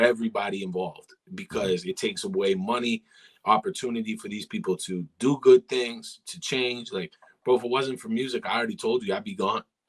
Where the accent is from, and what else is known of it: Ajax, Ontario, Canada